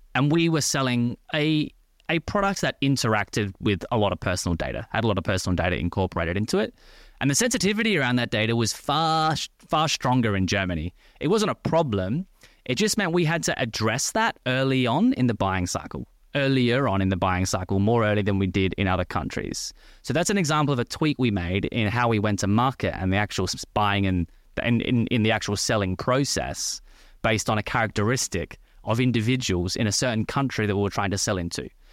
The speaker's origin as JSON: {"language": "English", "country": "Australia", "tie": "born or raised there", "also_born_or_lived": "France / Paris", "moved": "as an adult", "lives_now": "London, United Kingdom", "said": "As you can probably tell by the accent, I'm originally from Australia. Lived in Australia for twenty-four, twenty-five years. Went to school and university in Australia"}